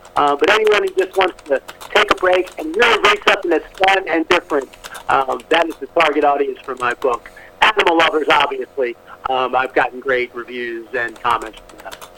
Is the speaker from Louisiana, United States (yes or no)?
yes; New Orleans, Louisiana, United States; now in Atlanta, United States; I grew up in New Orleans, near Annapolis. I am living in Atlanta, where I've been since 1988, almost 30 years.